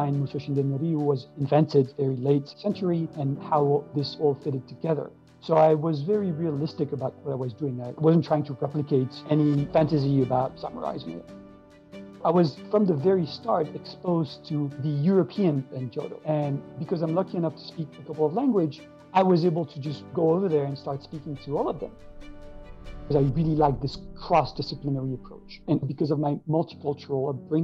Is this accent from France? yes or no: yes; France; also born or lived in Columbia, Maryland, United States / New York, United States; I was born in the US, in Columbia, Maryland, but I was raised in France